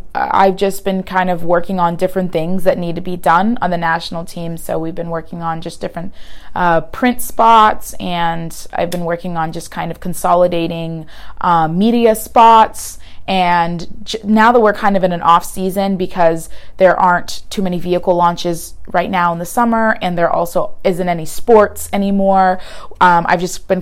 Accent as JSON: {"language": "English", "town": "Houston", "region": "Texas", "country": "United States", "moved": "yes", "lives_now": "Los Angeles, United States", "said": "I'm from Houston"}